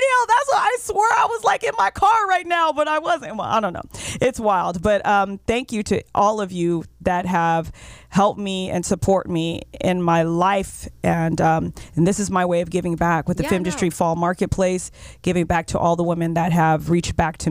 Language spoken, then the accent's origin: English; Oxnard, California, United States; also born or lived in Moorpark, California; I lived in Oxnard till I was about 15 years old